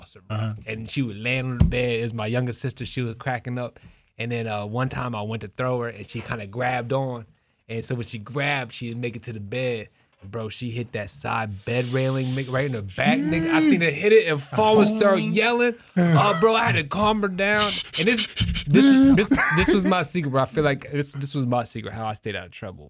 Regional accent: Cadiz, Ohio, United States; now in Canton, United States; I'm from Caddis, Ohio

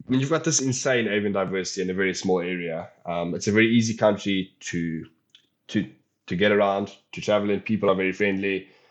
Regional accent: Polokwane, Limpopo, South Africa; moved away as an adult; now in Western Cape, South Africa; coming from the Limpopo province, but I've decided to take a bird that I've grown up with, a bird that I've seen, obviously, on a, on a regular basis growing up in Polokwane

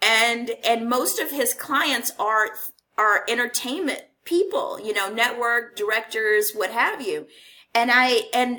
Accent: Houston, Texas, United States; moved away as an adult; also born or lived in Los Angeles; I left Houston, which is my hometown

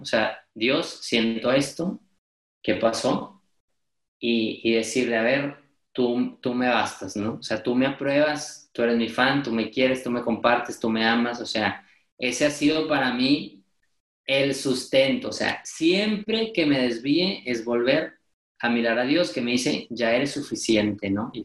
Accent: Monterrey, Nuevo León, Mexico; estudio comunicación en Monterrey, soy regiomontano, aquí mexicano

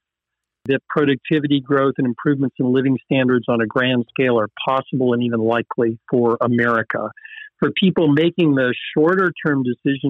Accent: the South, United States; I'm from the South, and there's an expression of I'm fixing to do something

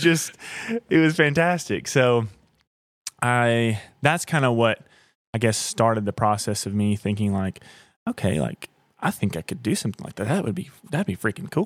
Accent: Blairsville, Georgia, United States; also born or lived in Nashville; I grew up in Blairsville, Georgia

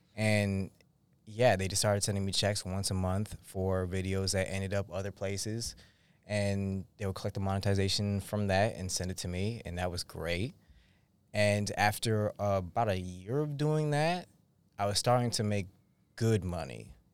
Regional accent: Massachusetts, United States; I'm from Massachusetts

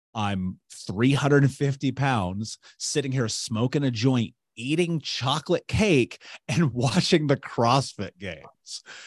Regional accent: Indianapolis, Indiana, United States; I grew up in Indianapolis

